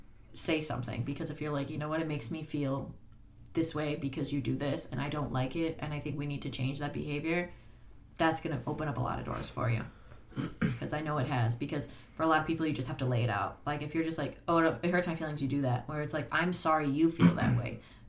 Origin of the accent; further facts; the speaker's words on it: United States; We're American. I'm white.